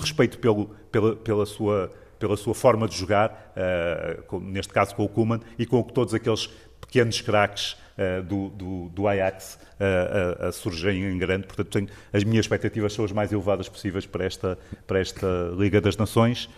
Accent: Porto, Norte, Portugal; now in Guimarães, Portugal; nasci no Porto, sempre vivi no Porto, eh, e agora estou a viver em Guimarães

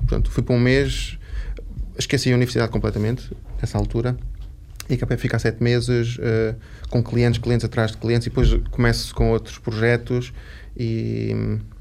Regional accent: Lisbon, Portugal; also born or lived in Algarve / Évora; sou de Lisboa, nasci em Lisboa, tive a minha infância toda aqui

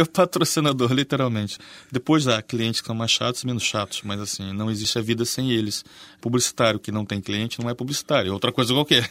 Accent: Rio de Janeiro, Brazil; moved away as an adult; now in Portugal; eu não sou exatamente o brasileiro mais típico. Mesmo lá, e sou é carioca ainda por cima

